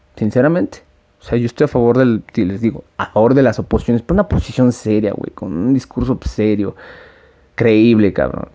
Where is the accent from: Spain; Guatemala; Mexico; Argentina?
Mexico; yo soy un ciudadano mexicano